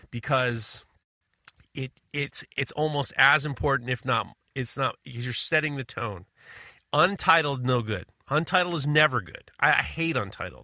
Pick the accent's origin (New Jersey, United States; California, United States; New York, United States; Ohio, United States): New York, United States; as a New Yorker